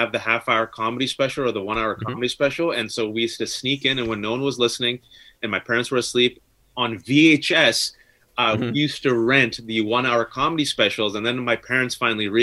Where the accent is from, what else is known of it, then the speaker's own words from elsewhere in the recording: Bay Area, California, United States; I grew up this kid in the Bay Area